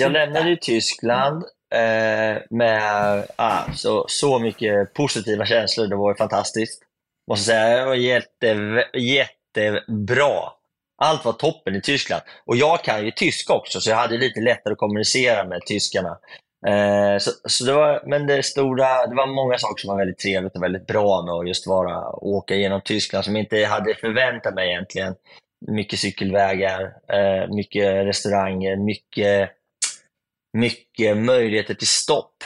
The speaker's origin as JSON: {"language": "Swedish", "country": "Sweden", "said": "hemma i Sverige"}